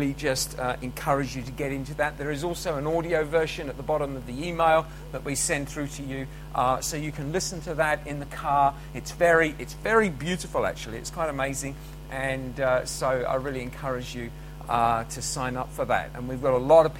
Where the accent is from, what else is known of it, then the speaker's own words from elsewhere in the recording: United Kingdom; as British, we're pretty rubbish at language